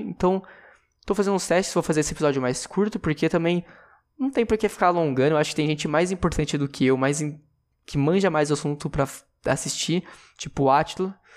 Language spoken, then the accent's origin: Portuguese; interior of São Paulo, Brazil; eu sou de São Paulo, eu sou do interior de São Paulo, na verdade